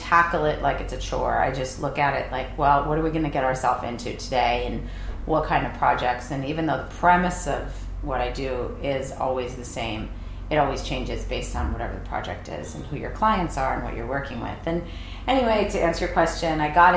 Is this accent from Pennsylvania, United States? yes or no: yes; northeastern Pennsylvania, United States; also born or lived in East Coast; now in California, United States; I'm from Philadelphia, Pennsylvania region, northeastern Pennsylvania